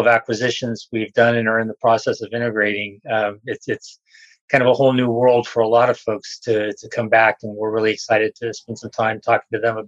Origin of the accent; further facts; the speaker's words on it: Los Angeles, California, United States; I grew up in Los Angeles area.